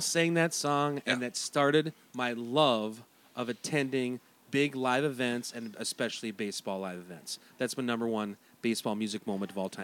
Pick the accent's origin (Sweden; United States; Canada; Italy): United States; Turtle Lake, Wisconsin; now in Twin Cities, United States; I grew up in Turtle Lake, Wisconsin, a very, very small town